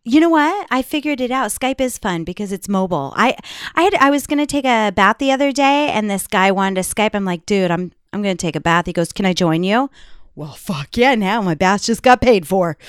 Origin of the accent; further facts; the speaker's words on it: New York, United States; I am from New York